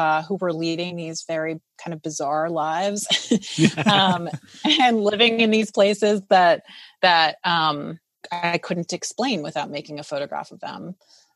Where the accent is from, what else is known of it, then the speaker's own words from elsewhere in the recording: Providence, Rhode Island, United States; moved away as an adult; now in California, United States; growing up in Providence, Rhode Island, where I grew up